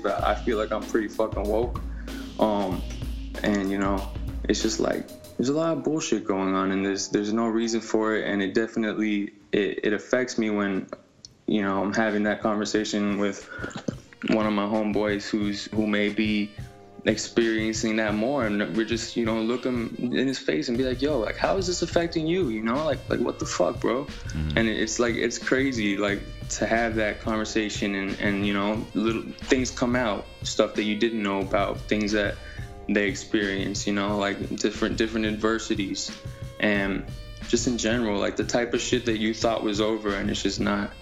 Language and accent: English; Miami, Florida, United States; I'm from Miami. It's it's a melting pot, you know.